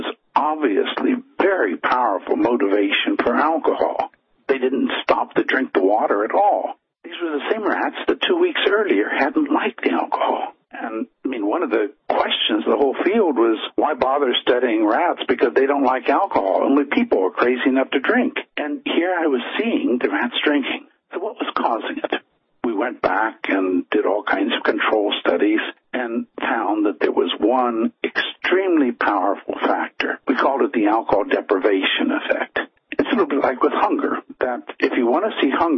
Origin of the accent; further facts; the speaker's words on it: United States; accent: American; moved away as an adult; now in Finland; as people probably can tell from the accent, I am an American originally. I've been in Finland since 1972